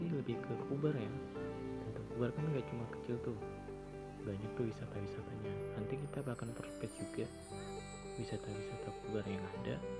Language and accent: Indonesian; Kutai Barat, East Kalimantan, Indonesia; asli dari Kubar juga